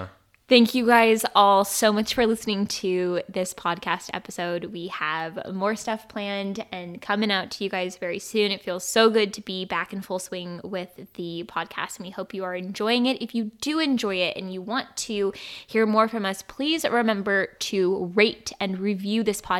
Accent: Arizona, United States; also born or lived in Nevada / California; I'm from Arizona, Henderson, and California. I've been a desert child my whole life.

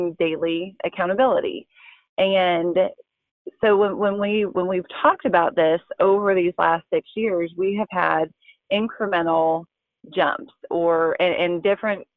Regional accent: Nebraska, United States; moved away as an adult; now in Springfield, United States; I was born in Nebraska and moved to Springfield, Missouri to go to college and have stayed here

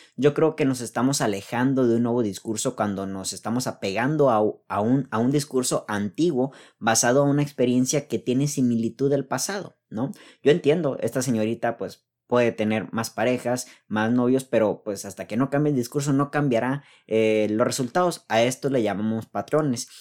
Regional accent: Mexico; soy, soy mexicano, así dice la geografía

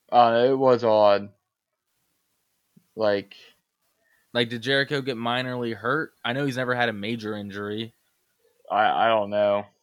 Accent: Canada; Give them reasons, not just we're Canadian.

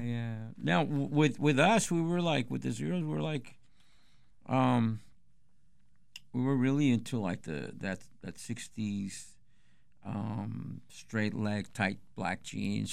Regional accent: Chula Vista, California, United States; we're from Chula Vista

